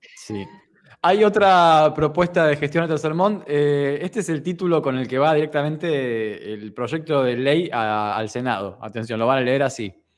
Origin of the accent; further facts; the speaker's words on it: near Buenos Aires, Buenos Aires Province, Argentina; todos los que estamos más o menos cerca de los porteños, que también somos porteños por extensión